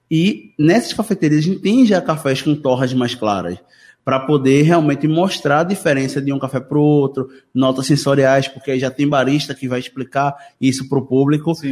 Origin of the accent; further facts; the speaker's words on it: Jaboatão dos Guararapes, Pernambuco, Brazil; eu sou de Jabotão também